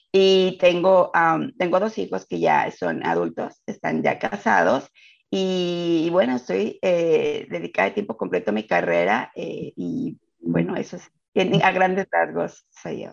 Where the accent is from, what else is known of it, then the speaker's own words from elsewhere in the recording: Mexico City, Mexico; moved away as an adult; now in United States; soy de la Ciudad de México y emigré a Estados Unidos hace 12 años